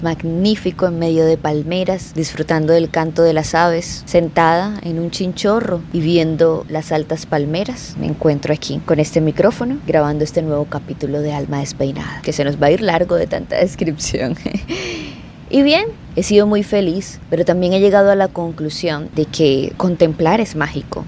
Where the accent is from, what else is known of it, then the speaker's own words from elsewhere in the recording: Barranquilla, Atlántico, Colombia; mi ciudad natal Barranquilla, que es donde resido